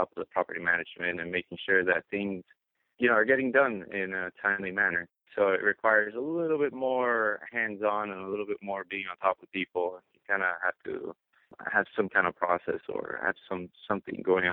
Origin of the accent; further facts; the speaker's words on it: Miami, Florida, United States; now in New York, United States; I'm actually originally from Miami, moved up to New York